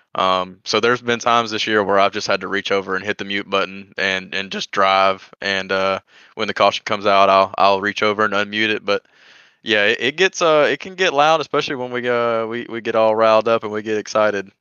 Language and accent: English; Georgia, United States; I'm from Georgia